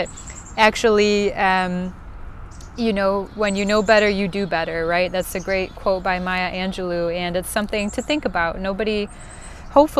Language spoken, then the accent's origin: English; Midwest, United States; accent: Northern Cities Vowel Shift; I am born and raised in the good old Midwest, as if you couldn't tell from this great northern vol shift, I believe it's called